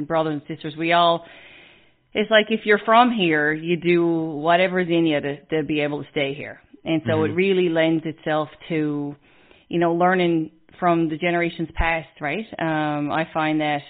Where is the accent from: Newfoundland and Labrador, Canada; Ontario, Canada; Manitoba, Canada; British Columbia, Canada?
Newfoundland and Labrador, Canada; we're an island on the most easterly point of land in Canada.